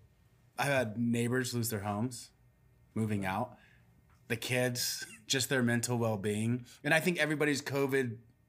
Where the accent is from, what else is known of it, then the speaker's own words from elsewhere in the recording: Sacramento, California, United States; I grew up in Sacramento.